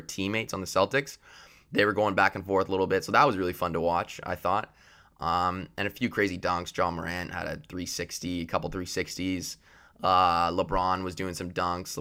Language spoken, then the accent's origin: English; Canada; I am Canadian